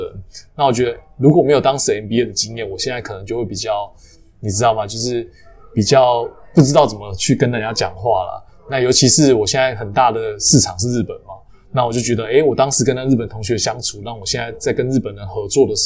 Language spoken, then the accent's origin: Chinese; Taiwan; 那我要选另外一个学校，是我可以 build up 我台湾人 connection 的学校。